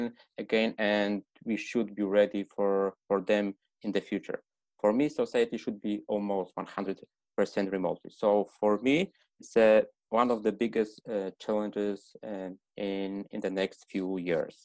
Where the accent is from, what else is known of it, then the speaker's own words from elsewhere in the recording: Poland; also born or lived in Poznań; I come from Poland and I'm staying at Poznań right now.